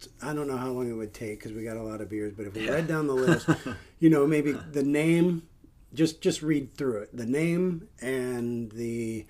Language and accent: English; Northeast Ohio, United States; moved away; my hometown where I grew up in Northeast Ohio.